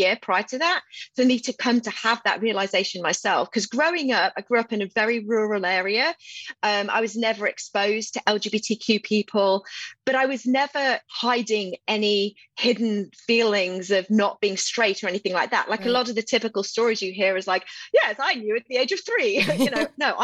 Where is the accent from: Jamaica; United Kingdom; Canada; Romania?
United Kingdom; England; also born or lived in Houston, Texas / New York / Washington, District of Columbia, United States; now in Austin, United States; I was actually born and raised in the UK in England. But I left in 1998 and I moved to Houston in 2000.